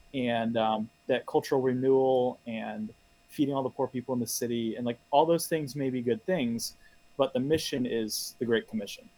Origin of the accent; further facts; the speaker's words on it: Tampa, Florida, United States; moved away as an adult; also born or lived in South Carolina / Louisville, Kentucky; now in New York City, United States; I grew up in the Tampa area of Florida